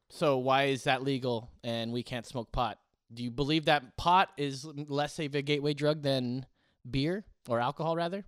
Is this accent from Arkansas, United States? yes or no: no; California, United States; California, my home state